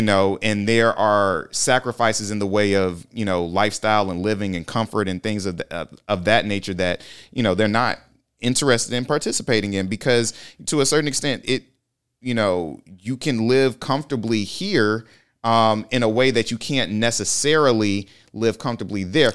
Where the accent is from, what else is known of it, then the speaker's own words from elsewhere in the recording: Lake City, Florida, United States; moved away; go back to Lake City, Florida.